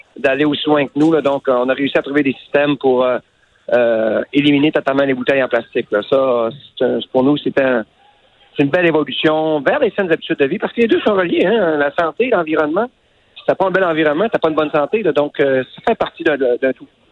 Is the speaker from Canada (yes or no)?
yes; L'Anse-Saint-Jean, Quebec, Canada; mon village natal à Anse-Saint-Jean